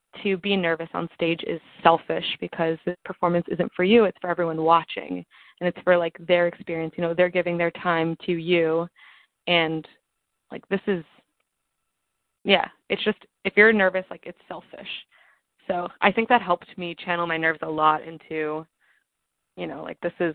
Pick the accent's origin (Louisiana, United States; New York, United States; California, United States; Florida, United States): New York, United States; New York City; I actually grew up in New York